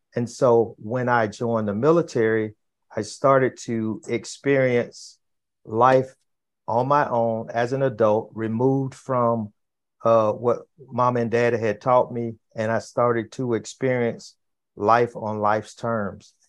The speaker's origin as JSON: {"language": "English", "town": "Fort Lauderdale", "region": "Florida", "country": "United States", "tie": "born or raised there", "said": "I grew up in in Florida, in in in Fort Lauderdale, Florida"}